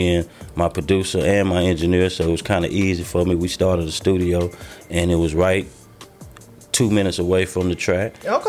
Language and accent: English; Dallas, Texas, United States; I'm from Dallas.